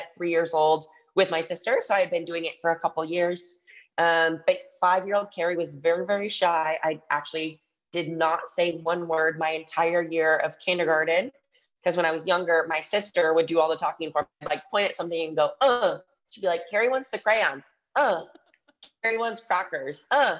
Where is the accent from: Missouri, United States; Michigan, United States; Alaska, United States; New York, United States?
Michigan, United States; I grew up in Michigan